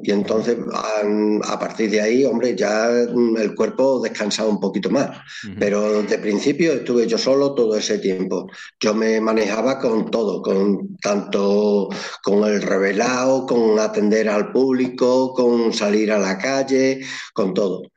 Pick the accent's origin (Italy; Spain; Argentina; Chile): Spain; Llerena, Extremadura; soy de Llerena, de la provincia de Badajoz, al sur de Badajoz